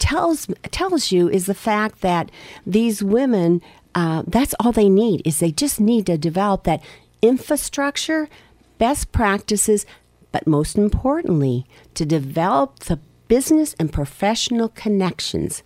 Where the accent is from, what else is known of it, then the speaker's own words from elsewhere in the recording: Erie, Pennsylvania, United States; I grew up in Harbor Creek.